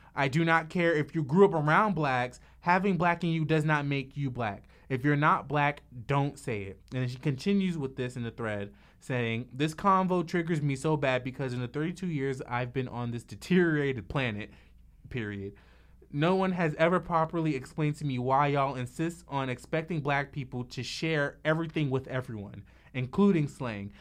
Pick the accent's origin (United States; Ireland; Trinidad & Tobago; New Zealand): Trinidad & Tobago; me being from Trinidad, I have cousins that are Indian